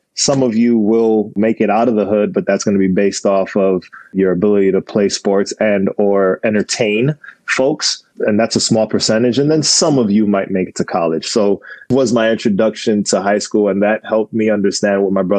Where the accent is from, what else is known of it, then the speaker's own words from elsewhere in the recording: New York City, New York, United States; moved away as an adult; also born or lived in Buffalo, New York; now in Los Angeles, United States; I was born and raised in the Bronx, about a mile away from Yankee Stadium